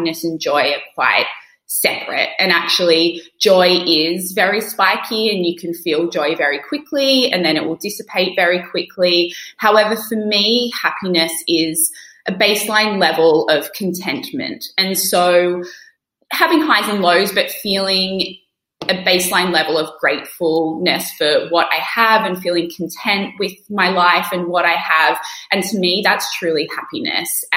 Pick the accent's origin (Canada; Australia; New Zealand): Australia; also born or lived in United Kingdom; now in New York, United States; I'm an Australian living in New York and I lived in the UK for many years